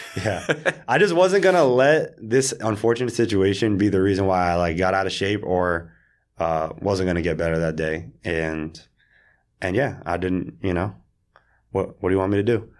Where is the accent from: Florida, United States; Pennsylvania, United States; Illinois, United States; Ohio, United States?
Florida, United States; South; moved away; also born or lived in Israel; I grew up in South Florida in the suburbs